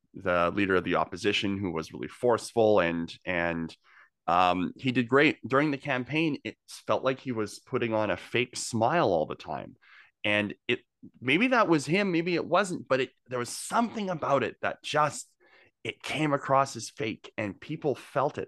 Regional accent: Okanagan, British Columbia, Canada; moved away as an adult; now in Greater Victoria, Canada; I'm not from here. I've only been here for ten years. I came from the Okanagan originally

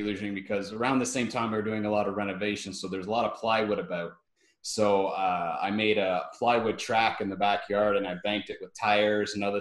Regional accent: Prince Edward County, Ontario, Canada; I'm from Prince Edward County, Ontario, Canada.

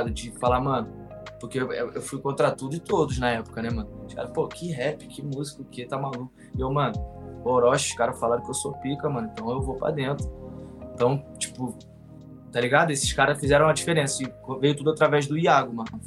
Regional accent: São Paulo, Brazil; A gente é de São, Paulo.

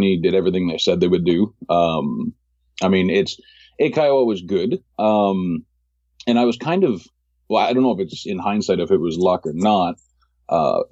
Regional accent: Toronto, Ontario, Canada; moved away as an adult; now in Tokyo, Japan; I'm originally from Toronto

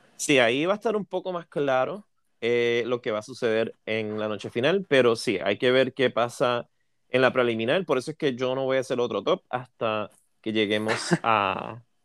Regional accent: Puerto Rico; yo soy de Puerto Rico

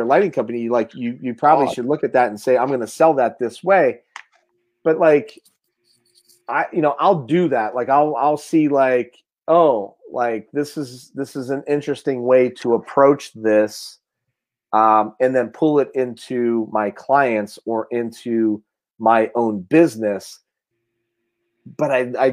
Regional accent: Mahoning County, Ohio, United States; I love my hometown.

